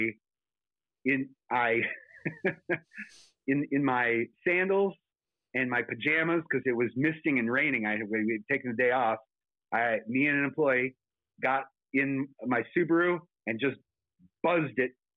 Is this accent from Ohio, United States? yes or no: no; South Dakota, United States; moved away; also born or lived in California; my home state of South Dakota